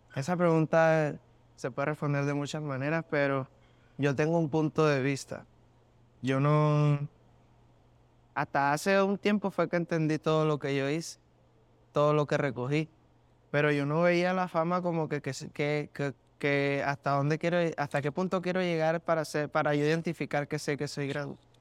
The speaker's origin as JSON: {"language": "Spanish", "town": "Barranquilla", "region": "Atlántico", "country": "Colombia", "tie": "born or raised there", "also_born_or_lived": "Maracay, Venezuela", "said": "yo me crié en, en, Maracay, Venezuela, como hasta los nueve años, que fue que ya me fui para mi ciudad natal, que es Barranquilla, yo nací en Barranquilla"}